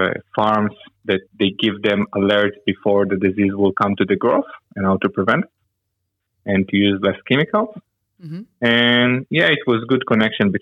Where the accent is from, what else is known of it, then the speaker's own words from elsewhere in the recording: Israel; English is a second language; moved away as an adult; now in Melbourne, Australia; So my background is I'm from Israel. I work 10 years in the startup industry in Israel.